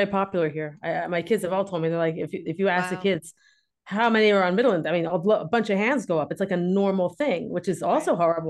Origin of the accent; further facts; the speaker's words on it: Wilmington, Delaware, United States; moved away as an adult; now in Israel; I grew up in Wilmington, as Laurie told you, conservative Jewish family. And my family has been in Wilmington for generations. I was like third generation.